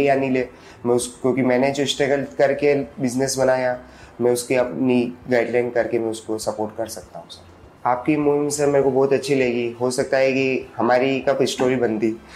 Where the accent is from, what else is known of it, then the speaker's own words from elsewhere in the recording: Kheroda, Rajasthan, India; moved away as an adult; also born or lived in Bhinder; now in Udaipur, India; मेरा बचपन खेरोदा में बीता है यहाँ से 40 किलोमीटर दूर वल्लभ नगर तहसील